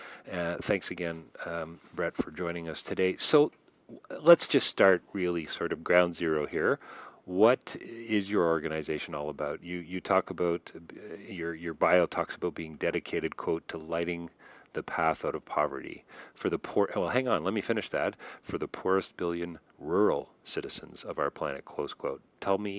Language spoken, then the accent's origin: English; Toronto, Ontario, Canada; I grew up in Rexdale, a city outside of Toronto.